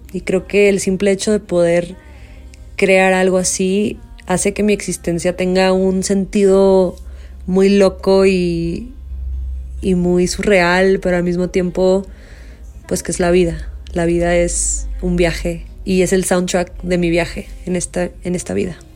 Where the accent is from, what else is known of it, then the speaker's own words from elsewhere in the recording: Tijuana, Baja California, Mexico; soy mexicana, norteña, fronteriza, originaria de la ciudad de Tijuana